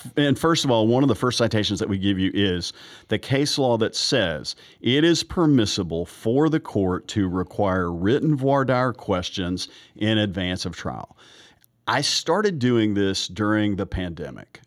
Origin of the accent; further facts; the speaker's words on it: the South, Southern United States, United States; I'm a Southerner and I'm practicing in Georgia